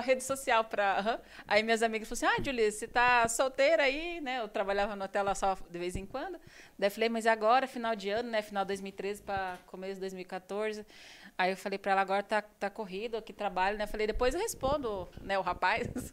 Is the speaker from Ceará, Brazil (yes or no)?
no; São Paulo, Brazil; moved away as an adult; also born or lived in Registro, São Paulo / Spain; eu sou de uma cidade do interior de São Paulo, a cidade de Registro. Eu nasci lá